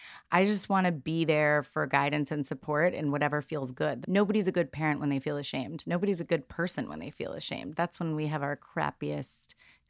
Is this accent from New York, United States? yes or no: yes; New York, United States; I'm from New York